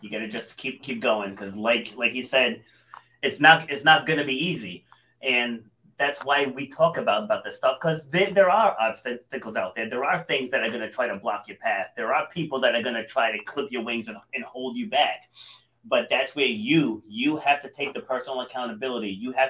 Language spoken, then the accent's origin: English; New England, United States; Yeah, listen, I'm from New England. Don't be talking to me about cool.